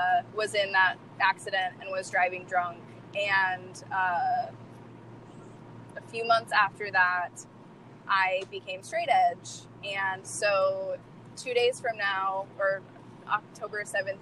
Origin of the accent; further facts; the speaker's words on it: Kansas, United States; moved away; my hometown, which is a small town in Kansas